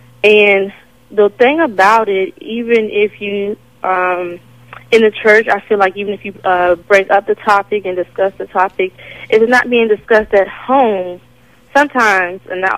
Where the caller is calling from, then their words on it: Suffolk, Virginia, United States; I'm calling from Suffolk, and I'm 30 years old.